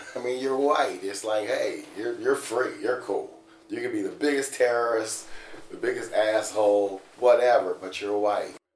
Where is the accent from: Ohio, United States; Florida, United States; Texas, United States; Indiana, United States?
Ohio, United States; Cincinnati; I'm born and raised in Cincinnati